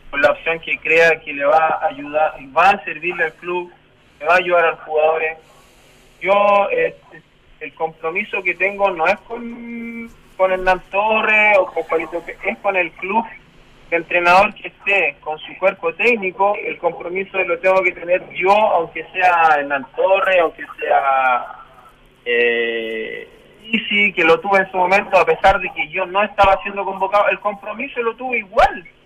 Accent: Chile; Es para eso que nos levantamos todos los días, todos los santos días a trabajar como cualquier chileno.

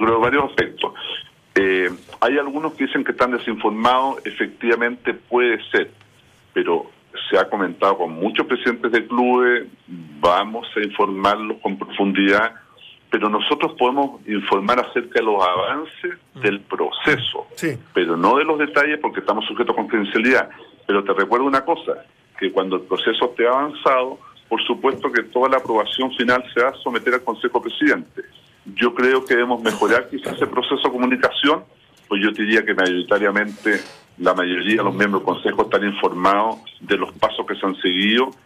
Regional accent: Chile

